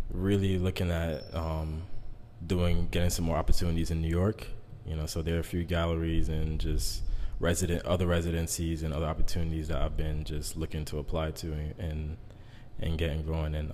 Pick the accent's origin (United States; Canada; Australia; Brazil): Brazil; Yeah, I'm from Brazil.